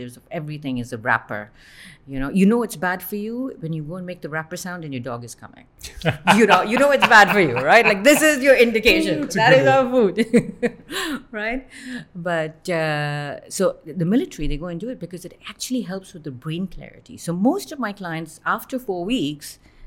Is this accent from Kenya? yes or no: no; Bahrain; I was born and brought up in Bahrain.